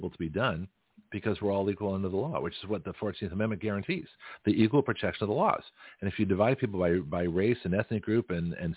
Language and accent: English; Canada; now in United States; I'm a Canadian American. I was born in Canada